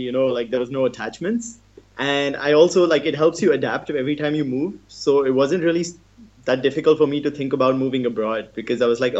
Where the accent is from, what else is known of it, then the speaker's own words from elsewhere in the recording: India; also born or lived in Bombay / Goa; So, yeah, I was born in India, but my dad was in the Navy, so we moved around a lot. So there's like no specific city in India that I call home, because it was like 2 years in Bombay, 5 years in Goa